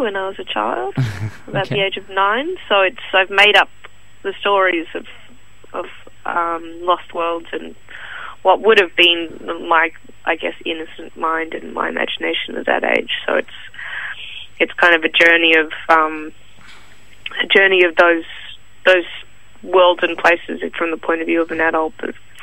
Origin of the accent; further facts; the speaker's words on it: Sydney, New South Wales, Australia; now in Melbourne, Australia; I'm from Sydney originally.